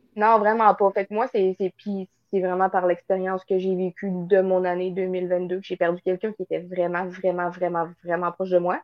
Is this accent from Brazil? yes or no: no; northern Quebec, Canada; je suis dans le nord du Québec